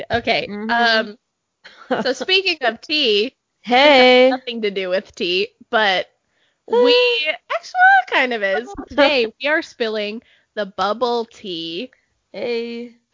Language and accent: English; New Hampshire, United States; I grew up very dissociated from the bubble of Utah. I grew up in New